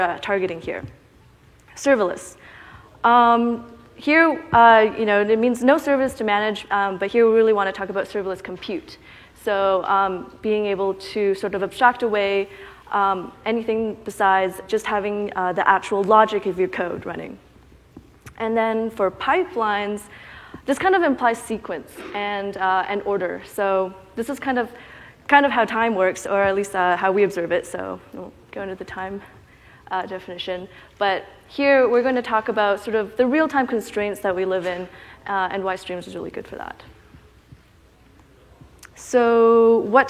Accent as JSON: {"language": "English", "country": "Canada", "said": "I'm from Canada. I went to UBC"}